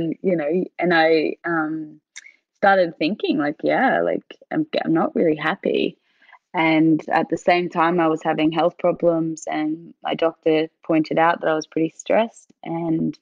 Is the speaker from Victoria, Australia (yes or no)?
no; Queensland, Australia; Queensland, where I grew up